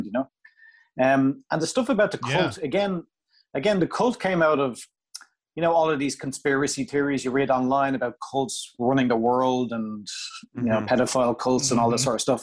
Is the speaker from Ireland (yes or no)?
yes; Ireland; coming from Ireland